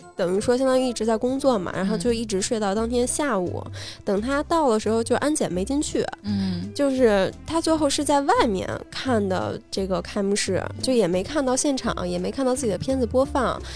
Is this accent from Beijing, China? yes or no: yes; Beijing, China; 小时候在胡同住